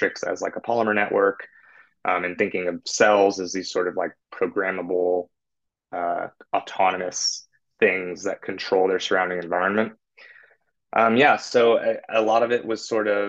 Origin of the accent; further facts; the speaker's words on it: California, United States; now in San Francisco, United States; I'm from California